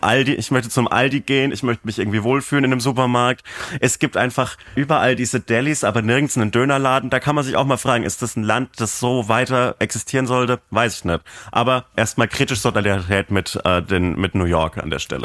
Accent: Bavaria, Germany; meinen, äh, mein Heimat, mein Heimatbundesland

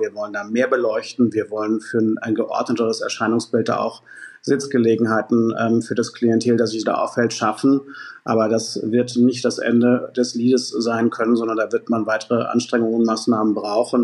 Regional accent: Hamburg, Germany; meinen Heimatstadt Altstadt Finkenwerder

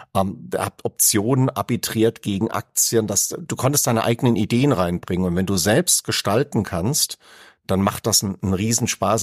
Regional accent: Aschaffenburg, Bavaria, Germany; ich komme ja aus Aschaffenburg und da war Frankfurt jetzt nicht weit

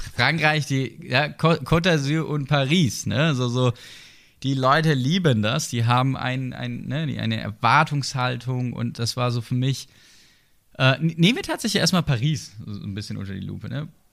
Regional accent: Sinsheim, Baden-Württemberg, Germany; ich komme ja aus der Gegend. Ne? Also als gebürtiger Sinsheimer

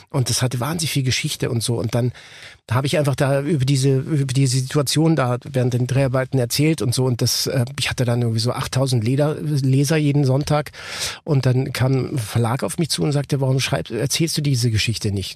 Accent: Ticino, Switzerland; ich bin ja aus dem Tessin äh, gebürtig

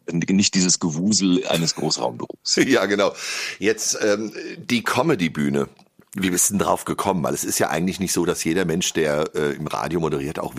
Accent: Schöllkrippen, Bavaria, Germany; Ich komme aus äh, der Weltmetropole Schöllkrippen.

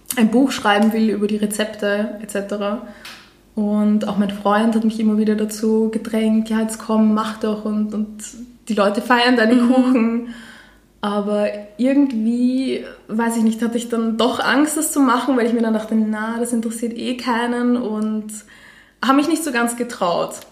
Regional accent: Vienna, Austria; ich bin 28 Jahre, ich bin aus Wien

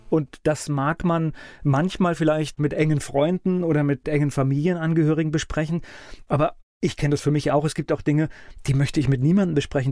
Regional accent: Mainz area, Rhineland-Palatinate, Germany; ich bin ja auch in Nordrhein-Westfalen geboren und zum Glück dann hier aufgewachsen.

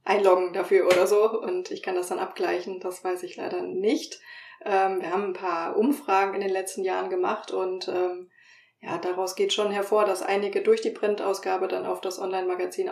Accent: Franconia, Bavaria, Germany; moved away; also born or lived in northern Germany; ich bin in Franken aufgewachsen

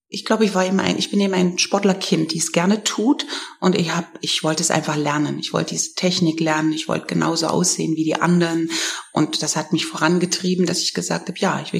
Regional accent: Germany; bei uns gab es natürlich äh, zu DDR-Zeiten, da wo ich groß geworden bin

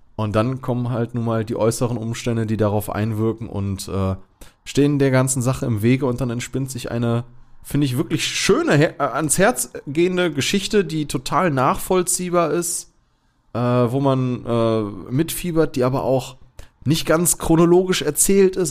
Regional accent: Germany; als Deutscher

